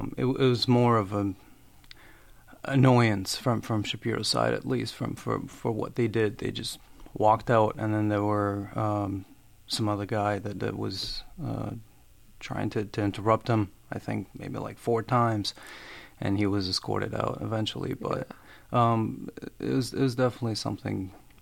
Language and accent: English; Albania; English is a second language; now in Worcester, United States; I am originally from Albania. Moved here in 2010. I went for my undergrad in Worcester, where I live now.